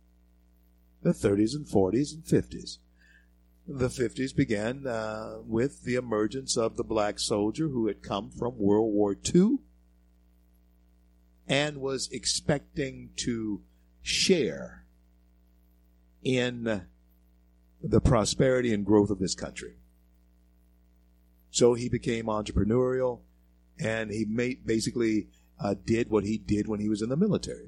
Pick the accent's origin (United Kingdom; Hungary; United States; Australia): United States; Shreveport, Louisiana; moved away as an adult; also born or lived in the West; I was born in Confederate Memorial Hospital, grew up in Shreveport, Louisiana